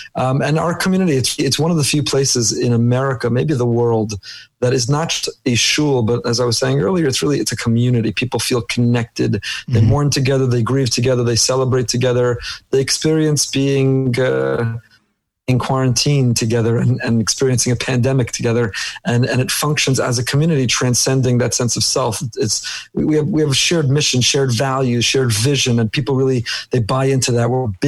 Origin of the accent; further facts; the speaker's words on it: Teaneck, New Jersey, United States; moved away as an adult; also born or lived in Israel; now in Boca Raton, United States; I grew up in Teaneck, New Jersey. Yavne Academy, Frisch, 2 years in Israel, KBY, YU